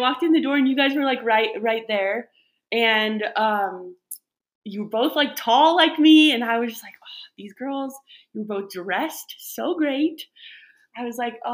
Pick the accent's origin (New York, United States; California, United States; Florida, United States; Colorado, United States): Colorado, United States; Masonville; I grew up in a little town called Masonville, which is west of Loveland and Fort Collins area